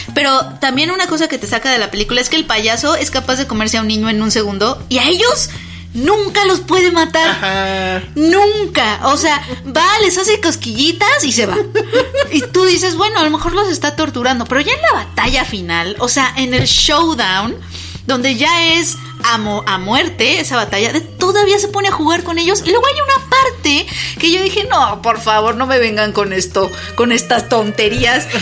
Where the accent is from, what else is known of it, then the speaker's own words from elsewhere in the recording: Mexico City, Mexico; De la Ciudad de México